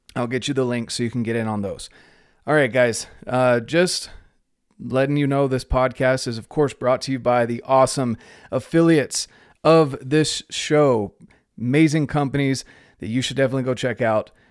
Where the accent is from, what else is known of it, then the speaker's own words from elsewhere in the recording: North Carolina, United States; moved away as an adult; also born or lived in Utah / Mexico; I grew up in North Carolina